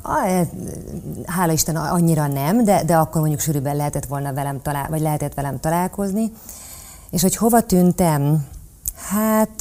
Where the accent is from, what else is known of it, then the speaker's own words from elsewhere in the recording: Celldömölk, Vas, Hungary; moved away; én nagyon vidéki lány vagyok, Celdömökről jöttem, kisváros